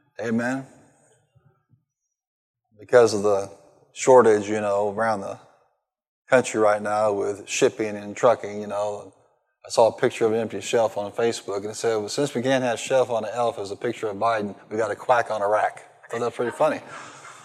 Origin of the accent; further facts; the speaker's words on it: Marion, Illinois, United States; born or raised there